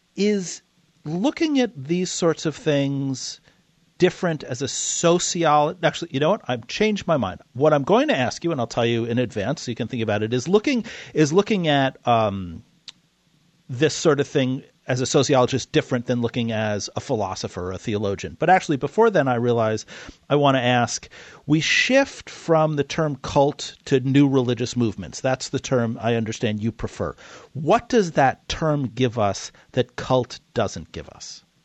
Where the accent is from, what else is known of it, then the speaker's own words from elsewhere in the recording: New York City, New York, United States; I grew up in New York City.